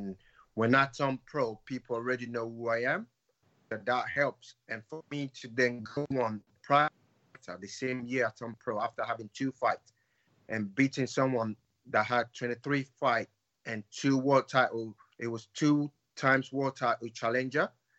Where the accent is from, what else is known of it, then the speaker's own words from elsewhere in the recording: Nigeria; As a Nigerian, African parents don't want their children to have anything to do with boxing. The perception of boxing in Nigeria is not great.